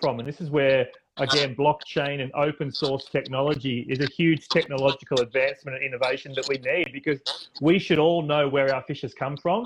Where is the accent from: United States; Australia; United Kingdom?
Australia; my home country of Australia